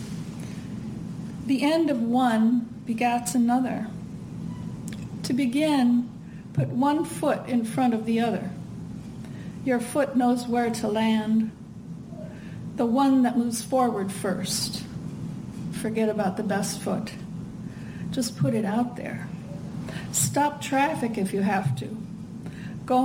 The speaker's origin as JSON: {"language": "English", "region": "Midwest", "country": "United States", "moved": "yes", "said": "I'm from the Midwest"}